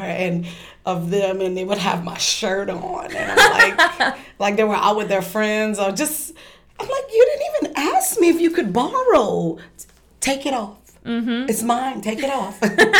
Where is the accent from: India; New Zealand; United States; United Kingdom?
United States; Lafayette, Louisiana; also born or lived in St. Martin Parish, Louisiana; So, I was born in Lafayette, Louisiana. My family is from Youngsville. My mom's family is from Youngsville. My dad's family is from St. Martinville. So I spent my childhood between both parishes, St. Martin Parish and Lafayette Parish.